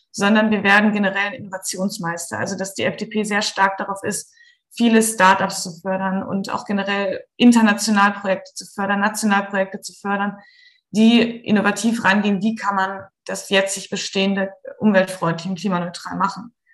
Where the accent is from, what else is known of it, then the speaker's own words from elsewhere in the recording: Central Germany, Germany; Ich komme tatsächlich aus der Mitte von Deutschland.